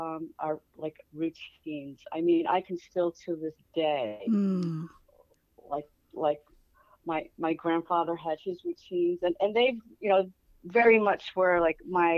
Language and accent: English; Rhode Island, United States; I loved it. Compared to where I am now, I just remember the ocean, growing up near the ocean, being near the water.